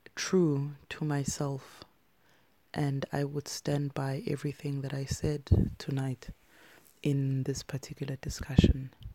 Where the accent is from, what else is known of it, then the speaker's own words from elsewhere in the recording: South Africa; when I was growing up in South Africa